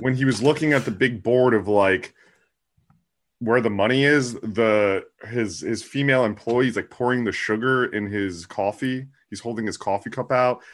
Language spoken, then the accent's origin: English; New Jersey, United States; I'm from the East Coast in New Jersey